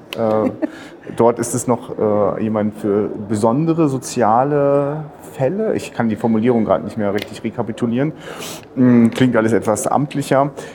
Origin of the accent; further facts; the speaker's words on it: Rostock, Mecklenburg-Vorpommern, Germany; also ich bin selber Rostocker